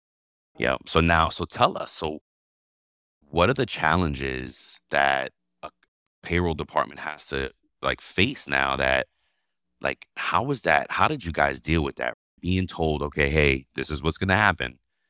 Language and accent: English; New York, United States; I'm from New York, come on.